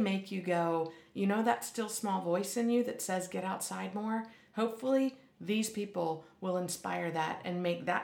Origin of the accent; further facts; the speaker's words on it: Pennsylvania, United States; I grew up in Pennsylvania